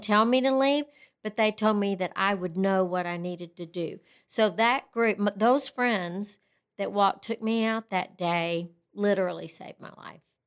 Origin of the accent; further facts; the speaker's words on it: Lubbock, Texas, United States; also born or lived in Brownfield, Texas; I grew up in Brownfield, Texas, which is a little town about thirty miles outside of Lubbock, and my father owned the newspaper there, and when I was in fifth grade, we, he sold the newspaper, and we moved to Lubbock